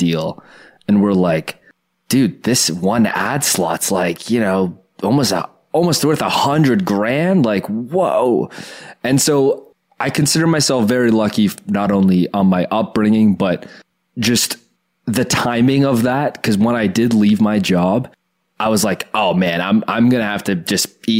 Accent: Oakville, Ontario, Canada; I grew up in Oakville with a lot of very rich people

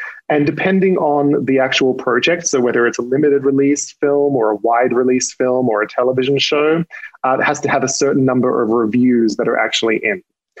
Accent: Australia; You probably can't tell from my accent because I've lost some of it, but I am not from these parts. And one of my, I tend to have a fondness for Australian horror movies because I'm Australian.

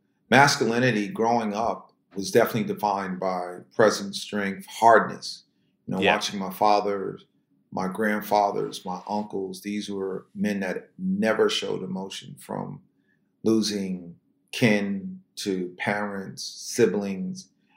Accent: the South, United States; I look at myself as I'm a city Southern kind of person. So I relate in both worlds. And growing up in the South, or spending as much time as I have in the South

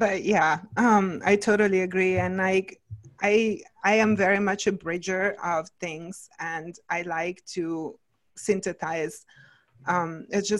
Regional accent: Italy; moved away as an adult; now in Ojai, United States; I came when I was like 23 to the States. So it's been a minute, but at the same time I had, you know, my childhood and, you know, my younger years, I grew up in Italy

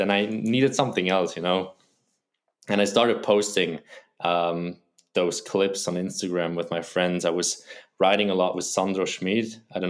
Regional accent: Wilderswil, Bern, Switzerland; I grew up in Wilderswil, a small village next to Interlaken. Maybe some people know that. It's a very touristy place.

